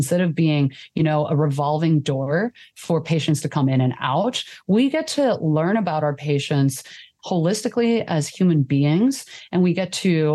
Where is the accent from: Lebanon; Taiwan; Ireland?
Taiwan; now in United States; I immigrated from Taiwan